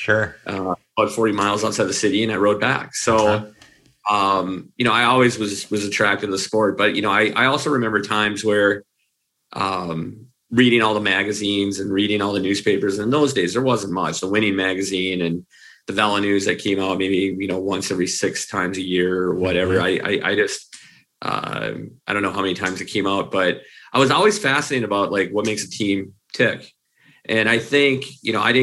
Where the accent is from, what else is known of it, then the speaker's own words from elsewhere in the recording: Minneapolis, Minnesota, United States; I grew up in Minneapolis. I live here in Minneapolis